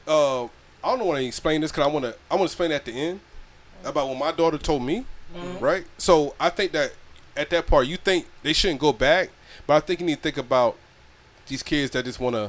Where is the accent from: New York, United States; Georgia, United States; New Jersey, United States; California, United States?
Georgia, United States; I know. I'm from Georgia.